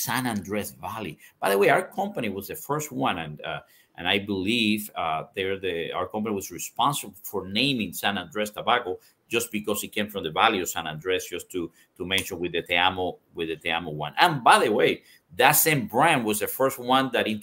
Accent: Cuba; now in United States; I'm Cuban seed. I was born in Cuba

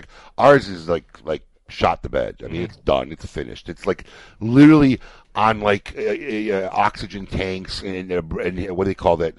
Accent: Chicago, Illinois, United States; moved away; I grew up in Chicago

